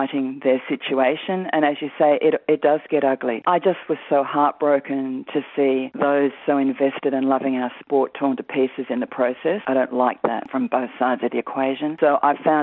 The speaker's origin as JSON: {"language": "English", "town": "Sydney", "region": "New South Wales", "country": "Australia", "tie": "born or raised there", "also_born_or_lived": "Northern Beaches, Sydney", "said": "I grew up in Forrestal. So my family are from St George in Sydney"}